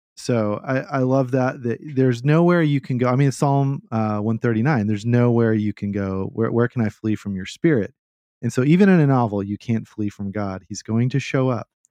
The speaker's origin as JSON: {"language": "English", "region": "Texas", "country": "United States", "said": "I'm, I'm from Texas."}